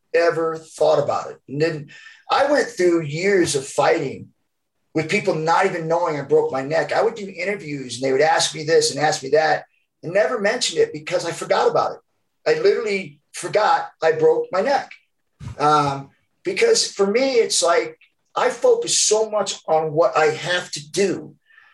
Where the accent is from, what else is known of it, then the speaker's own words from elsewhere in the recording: Georgia, United States; accent: Southern; And I have an accent anyways, a Southern accent. Because I was born in Georgia, and so I've never lost the accent